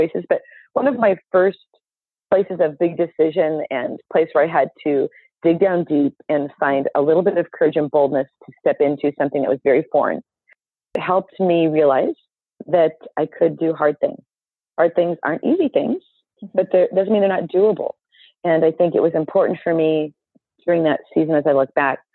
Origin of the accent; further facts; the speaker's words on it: Southern California, United States; moved away as an adult; now in Minnesota, United States; I was born and raised in Southern California